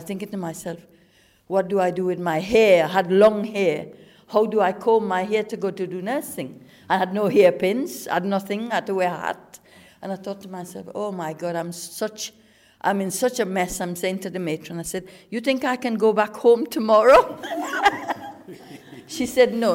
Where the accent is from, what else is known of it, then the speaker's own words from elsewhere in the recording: Trinidad & Tobago; moved away as an adult; also born or lived in England; now in United Kingdom; I came from Trinidad. I was 18 years old. I came in 1968